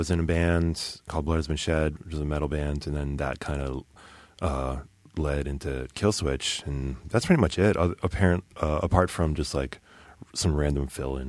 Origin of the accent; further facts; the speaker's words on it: Connecticut, United States; In Connecticut.